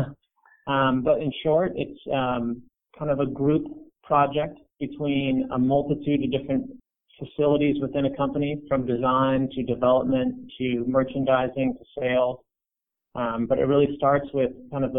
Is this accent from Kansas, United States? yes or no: no; Ashland, Oregon, United States; now in Portland, United States; I grew up in Ashland, Oregon